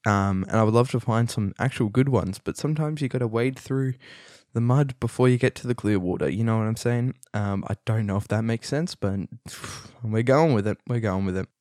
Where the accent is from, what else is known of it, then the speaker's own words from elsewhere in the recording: Australia; I'm Australian.